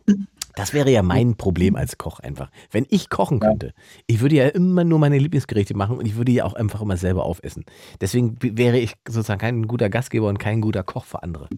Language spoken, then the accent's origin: German; Salzwedel, Saxony-Anhalt, Germany; moved away; ich komme ja aus Sachsen-Anhalt ursprünglich. In einem kleinen Nest oh. namens Salzwedel.